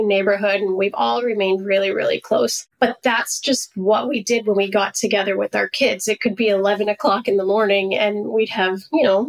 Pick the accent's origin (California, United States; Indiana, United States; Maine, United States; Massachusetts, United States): Maine, United States; I grew up in Maine